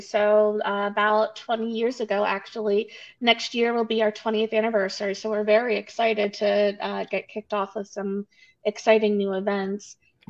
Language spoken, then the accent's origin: English; Montgomery County, Pennsylvania, United States; now in Boyertown, United States; Yeah, so I grew up in the area. I am not from Boyertown originally, but I did grow up in the Montgomery County, so I'm familiar with Boyertown. A couple of years ago, I moved to Boyertown.